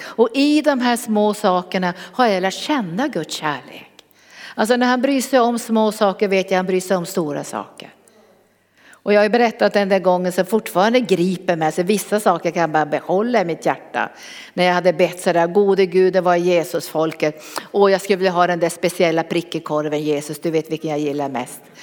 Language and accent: Swedish; Norrbotten County, Sweden; Jag kom från Norrbotten